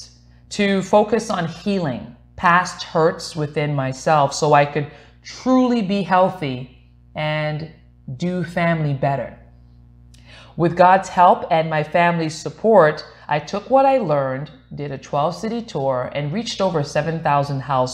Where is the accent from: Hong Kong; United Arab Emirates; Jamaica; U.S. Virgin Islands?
U.S. Virgin Islands; moved away; also born or lived in Glendale; I was born in St. Thomas, U.S. Virgin Islands.